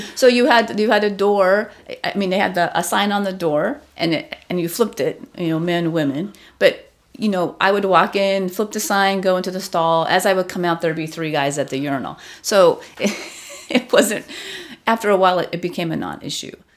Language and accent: English; Southern California, United States; moved away as an adult; also born or lived in Long Beach, California; now in Washington, D.C., United States; So I grew up in Southern California, largely. I was born in Long Beach.